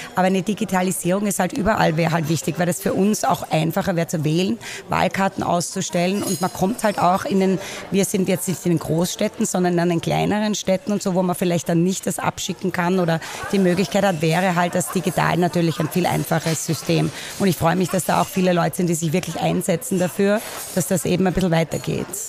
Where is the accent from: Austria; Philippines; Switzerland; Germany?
Austria; Vienna; moved away as an adult; now in Portland, United States; Ich bin gebürtige Wienerin aus Währing. Ähm, bin in Wien aufgewachsen, war hier die ersten 22 Jahre und bin dann nach Portland, Oregon umgezogen